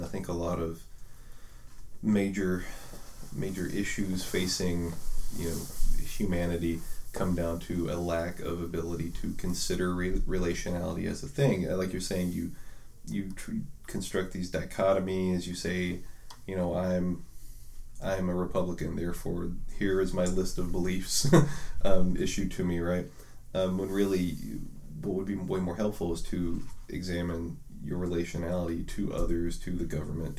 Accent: United States; I'm an American. That's a core part of who I am, right?

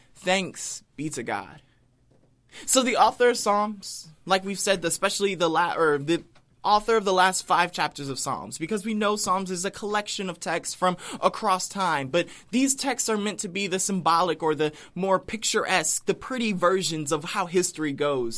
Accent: United States; being an American

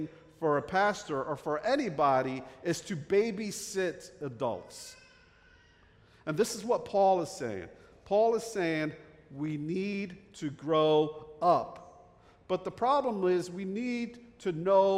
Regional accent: New Jersey, United States; accent: Jersey; moved away; I grew up in the North Jersey area, right outside New York City. That's why I have this Jersey accent

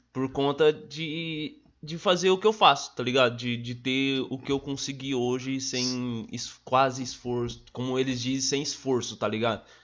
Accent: Sarandi, Paraná, Brazil; also born or lived in São Jorge / Arizona (unclear place name) / Mandaguaçu; Sarandi, cresci lá, tipo, até uns 10 anos

